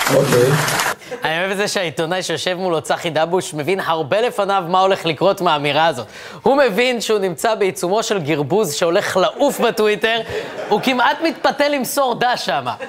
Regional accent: Ra'anana, Central District, Israel; אני גדלתי ברעננה

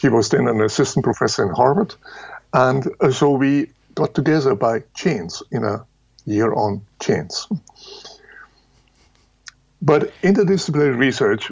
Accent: Munich, Bavaria, Germany; Now, I was born in Lower Bavaria. That's at the end of the world. And grew up in Munich.

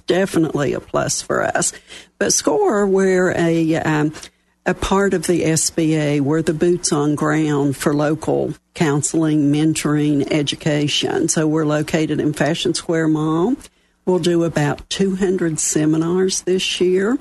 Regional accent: West Virginia, United States; accent: Southern; moved away as an adult; also born or lived in Dallas, Texas; I was born and raised in West Virginia. I'm a coal miner's daughter from up one of the hollows

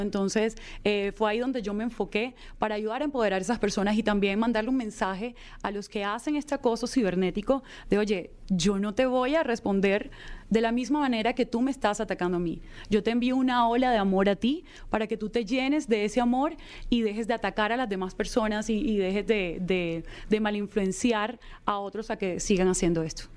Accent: Colombia; ayudar a muchas personas que se encontraban en situación vulnerable en mi país

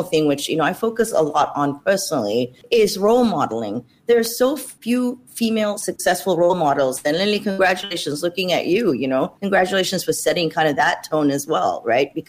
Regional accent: Australia; moved away as an adult; also born or lived in Malaysia; now in Silicon Valley, United States; growing up in Australia after that, I ultimately chose to study engineering at university.

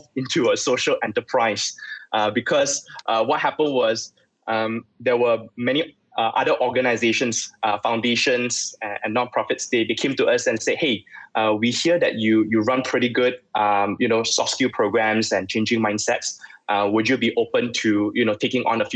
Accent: Subang Jaya, Selangor, Malaysia; I grew up in Subang, Subang Sagway

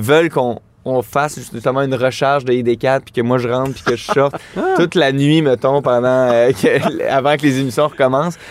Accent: Laval, Quebec, Canada; je viens de Laval

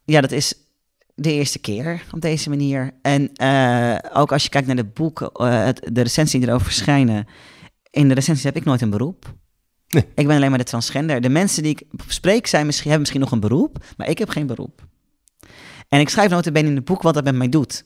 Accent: Netherlands; Als Nederlander

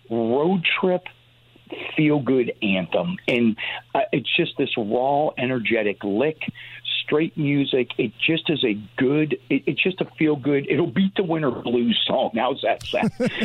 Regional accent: Northeast, United States; growing up in the Northeast

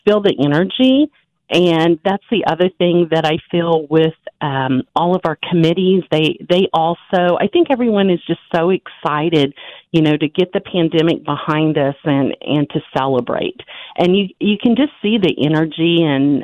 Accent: Butler County / Wichita area, Kansas, United States; I'm what I would consider a Butler County girl. I graduated from Circle High School, but we had a Wichita address, Wichita phone number, lived in Sedgwick County

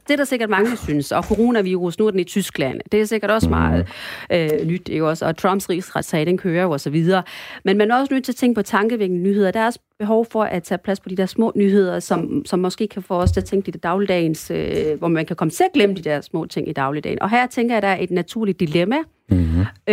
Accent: North Jutland, North Denmark Region, Denmark; also born or lived in Sri Lanka; now in Aarhus, Denmark; og så er jeg opvokset delvis på Nordjylland

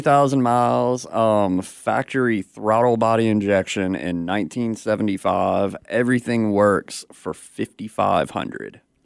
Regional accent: Detroit, Michigan, United States; I'm from Detroit

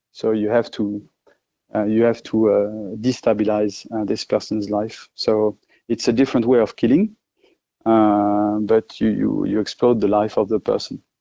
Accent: France; accent: French; English is a second language; moved away as an adult; now in Australia; obviously I'm French uh, with my accent, but I'm Australian as well.

